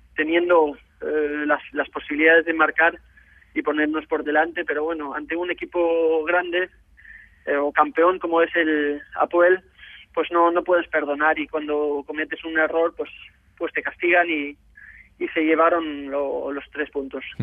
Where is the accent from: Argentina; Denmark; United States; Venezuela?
Denmark; moved away as an adult; also born or lived in Barcelona, Spain; cuando estuve jugando en Dinamarca hasta los 18 años